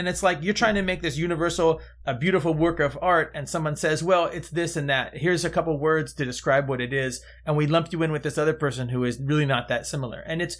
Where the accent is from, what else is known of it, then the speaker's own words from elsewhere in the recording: Georgia, United States; You know, there's clay where I'm from. It's not even dirt on the road because you know I'm from Georgia where it's just clay.